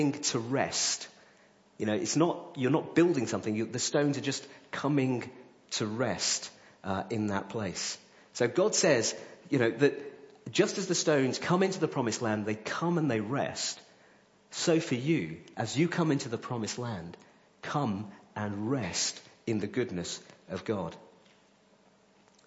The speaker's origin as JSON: {"language": "English", "town": "Coventry", "region": "West Midlands", "country": "United Kingdom", "moved": "yes", "said": "I'm from Coventry"}